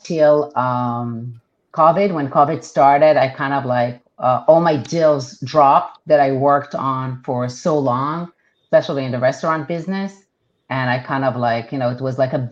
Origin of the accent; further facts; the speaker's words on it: Israel; first language Hebrew; English is a second language; moved away as an adult; now in United States; Hebrew is my primary language. And I was born and raised in Israel. Went to the army. And when that was done, I came to the United States